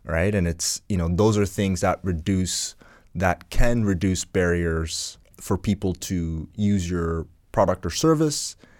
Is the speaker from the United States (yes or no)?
no; Ghana; now in Canada; I come from Ghana